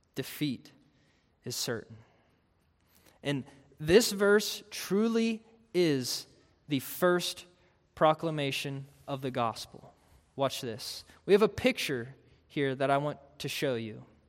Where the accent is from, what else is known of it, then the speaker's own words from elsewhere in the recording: Pittsburgh, Pennsylvania, United States; I grew up in Pittsburgh.